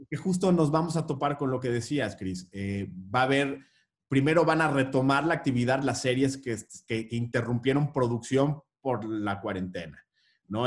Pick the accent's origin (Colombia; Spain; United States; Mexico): Mexico; Somos el país de Juan Rulfo